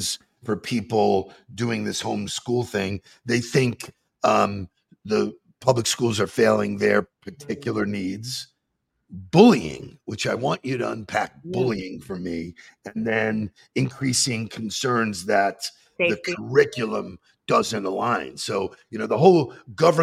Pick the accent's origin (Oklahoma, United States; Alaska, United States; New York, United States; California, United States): New York, United States; Long Island; I grew up in Long Island